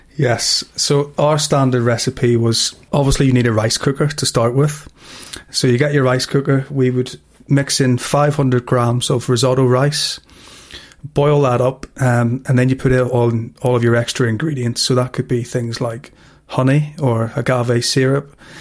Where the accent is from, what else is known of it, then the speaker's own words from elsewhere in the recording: Belfast, Northern Ireland, United Kingdom; growing up in Belfast.